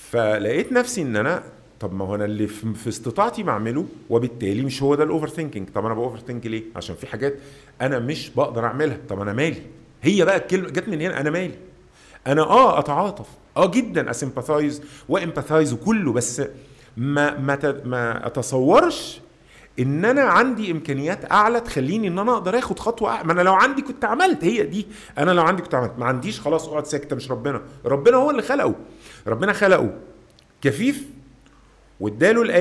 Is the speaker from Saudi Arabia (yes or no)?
no; Mansoura, Dakahlia, Egypt; انا استاذنك انا اخوك من المنصوره